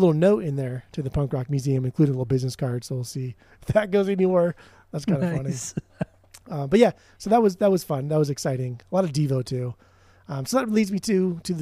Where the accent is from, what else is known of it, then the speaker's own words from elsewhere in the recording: Orange County, California, United States; I'm from Orange County